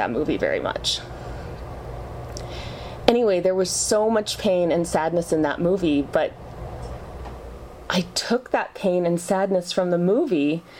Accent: Utah, United States; I grew up in Utah

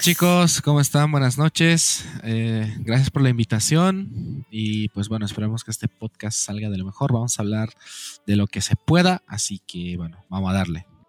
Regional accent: Oruro, Bolivia; Nacido en Oruro

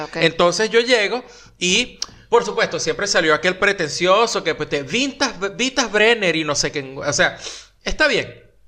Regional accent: Venezuela; now in Argentina; Todos los venezolanos

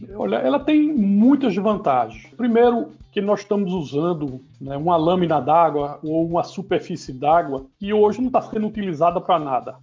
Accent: Recife, Pernambuco, Brazil; Eu sou nascido em Recife, nordestino

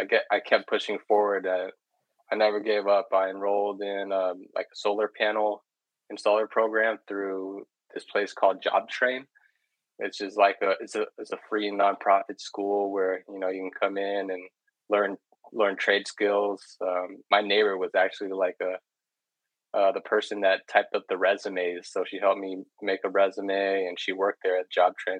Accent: Redwood City, California, United States; I grew up in Redwood City, which is it's in the San Francisco Bay Area

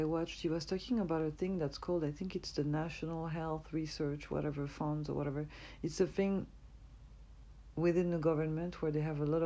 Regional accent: France; accent: French; English is a second language; I'm from France

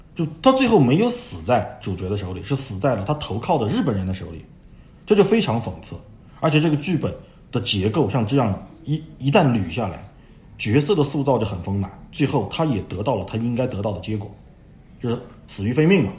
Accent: China; 我们中国人

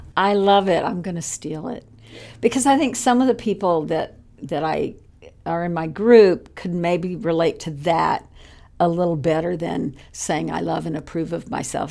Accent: Texas, United States; growing up in Texas

